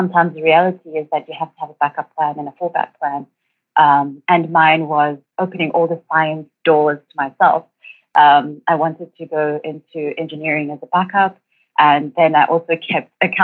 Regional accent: Durban, KwaZulu-Natal, South Africa; I grew up in Durban and matriculated in 2007

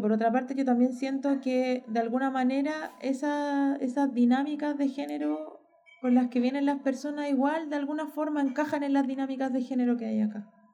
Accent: Chile

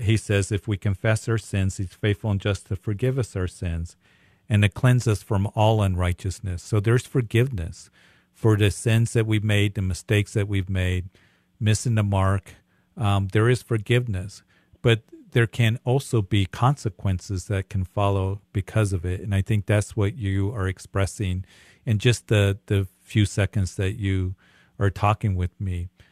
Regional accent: Greeley, Colorado, United States; also born or lived in Midwest; I'm from Greeley. This is cattle country up here

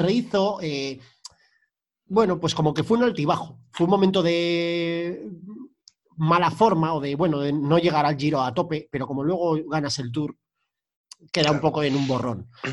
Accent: Spain

